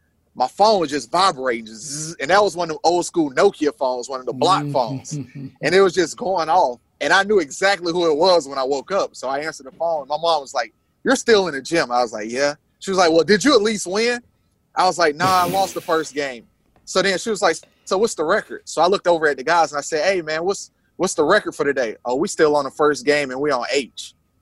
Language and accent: English; Rock Hill, South Carolina, United States; I'm from Rock Hill, South Carolina, and it's known for sports.